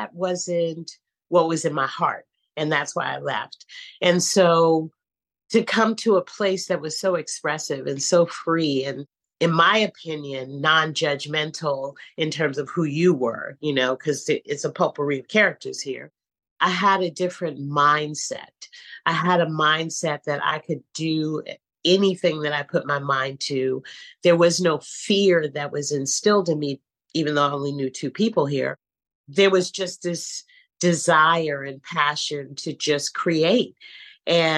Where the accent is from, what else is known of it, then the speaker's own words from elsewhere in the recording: San Francisco, California, United States; moved away as an adult; now in New York City, United States; I'm born and raised in San Francisco, California